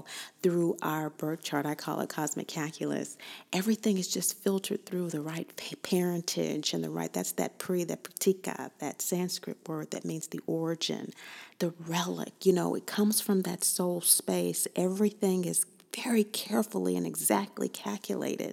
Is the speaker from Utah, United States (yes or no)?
no; Kansas, United States; I'm from Kansas